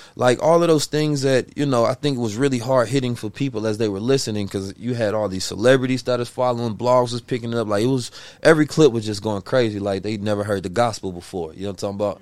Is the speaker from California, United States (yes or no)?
yes; Oakland, California, United States; also born or lived in Saint Louis, Missouri; I was born in Saint Louis, raised in Oakland, California.